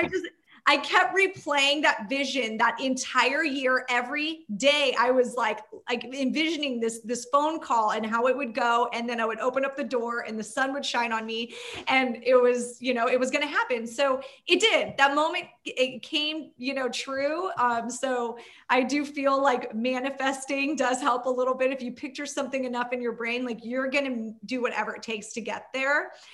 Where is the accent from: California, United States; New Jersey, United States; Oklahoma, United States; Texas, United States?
California, United States; Orange County / Inland Empire; I'm in Orange County.